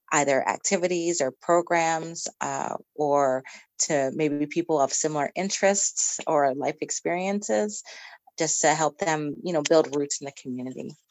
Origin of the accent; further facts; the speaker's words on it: Poughkeepsie, New York, United States; I was raised in the Fellowship of Poughkeepsie, the UU Fellowship of Poughkeepsie